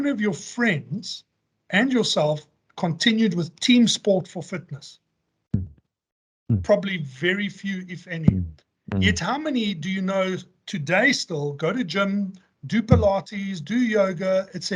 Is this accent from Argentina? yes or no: no; Johannesburg, Gauteng, South Africa; Joburg born and bred. That's been, you know, that's my hometown. I've lived here my entire life